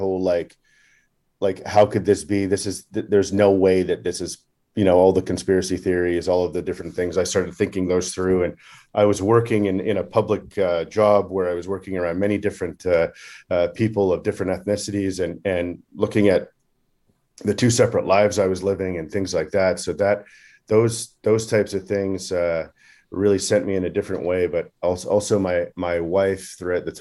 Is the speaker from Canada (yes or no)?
yes; Canada; growing up in Canada, as a youth, I played hockey